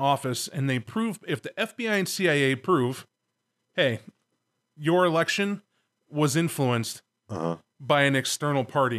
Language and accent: English; Chicago, Illinois, United States; We're from Chiberia.